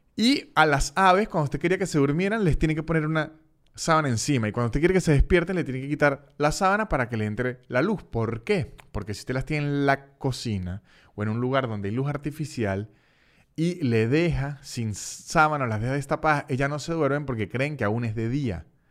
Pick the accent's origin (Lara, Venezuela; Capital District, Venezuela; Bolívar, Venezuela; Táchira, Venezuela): Táchira, Venezuela; San Cristóbal; now in Canada; de donde soy yo, de, San Cristóbal